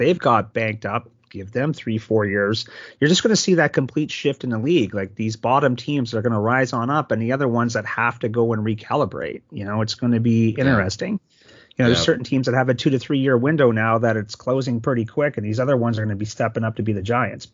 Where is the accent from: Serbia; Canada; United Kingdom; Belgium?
Canada; now in Phoenix, United States; We're Canadian and we moved out to Phoenix